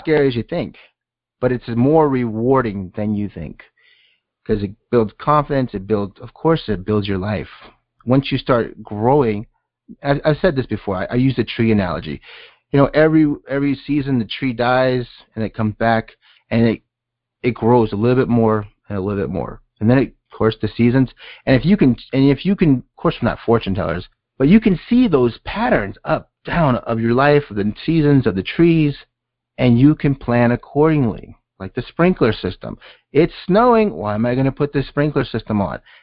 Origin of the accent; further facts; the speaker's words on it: Southern California, United States; I'm from Southern California.